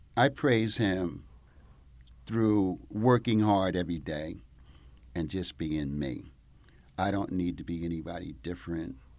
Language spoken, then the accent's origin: English; Mount Vernon, New York, United States; moved away as an adult; now in Italy; I grew up in Mount Vernon, New York. So on the other side of the Bronx